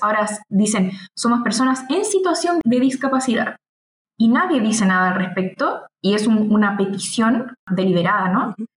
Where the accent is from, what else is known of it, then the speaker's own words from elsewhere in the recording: Chile; acá en mi país